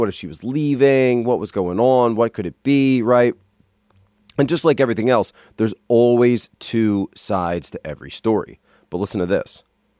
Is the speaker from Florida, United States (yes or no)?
no; Philadelphia, Pennsylvania, United States; I come from the Philadelphia area, went to Temple University, was active on there on campus, North Philadelphia, all 4 years.